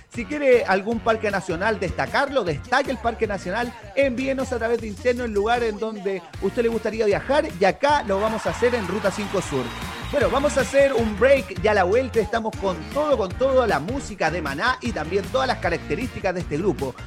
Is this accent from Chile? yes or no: yes; Chile; somos chilenos